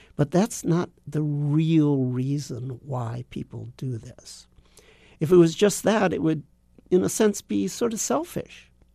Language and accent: English; Los Angeles, California, United States; moved away; also born or lived in Japan; I grew up in Los Angeles